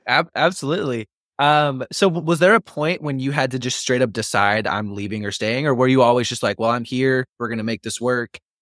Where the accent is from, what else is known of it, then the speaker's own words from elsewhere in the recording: Waco, Texas, United States; I was born in ninety-four, but because I grew up in Waco